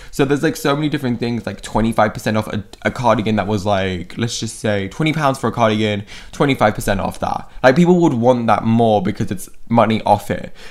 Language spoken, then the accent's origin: English; United Kingdom; I'm British also